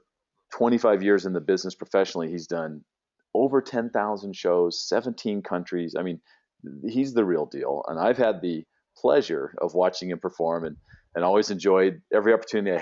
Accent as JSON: {"language": "English", "town": "San Diego", "region": "California", "country": "United States", "tie": "born or raised there"}